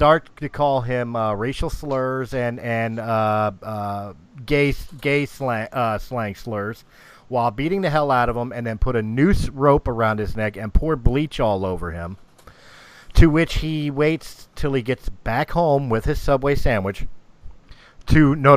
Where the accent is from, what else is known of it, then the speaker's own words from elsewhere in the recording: Philadelphia, Pennsylvania, United States; I'm from Philadelphia